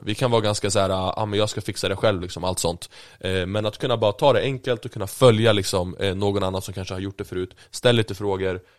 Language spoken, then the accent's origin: Swedish; Sweden; född och uppvuxen i Sverige